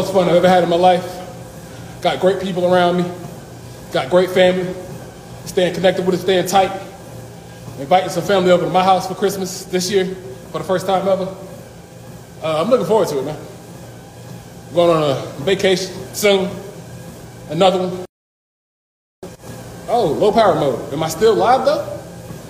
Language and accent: English; North Carolina, United States; my home state of North Carolina